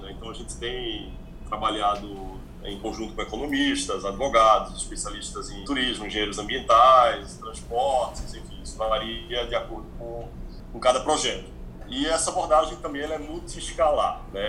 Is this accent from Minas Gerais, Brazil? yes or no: no; Pernambuco, Brazil; also born or lived in Barcelona, Spain; now in São Paulo, Brazil; Eu sou pernambucano